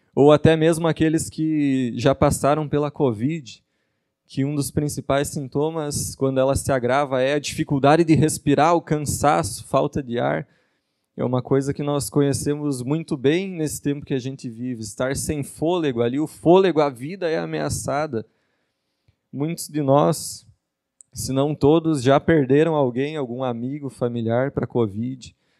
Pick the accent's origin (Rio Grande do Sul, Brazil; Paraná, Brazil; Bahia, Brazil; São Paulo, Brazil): Rio Grande do Sul, Brazil; Ijuí; accent: gaúcho; now in Joinville, Brazil; E não sou daqui, sou gaúcho de Juí. Isso explica o sotaque estranho para quem está ouvindo e não conhece ainda.